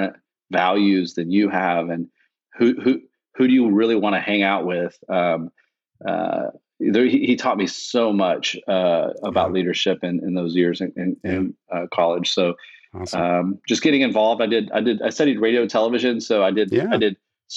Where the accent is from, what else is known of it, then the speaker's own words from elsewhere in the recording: Austin, Texas, United States; I grew up in Austin